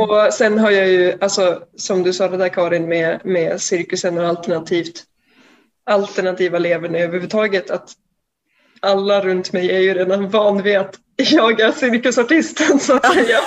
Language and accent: Swedish; Umeå, Västerbotten County, Sweden; now in Gothenburg, Sweden; jag bor i Göteborg just nu, men jag kommer från Umeå